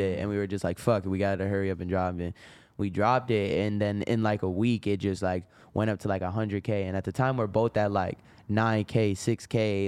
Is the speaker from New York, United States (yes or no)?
yes; Rochester, New York, United States; I'm from Rochester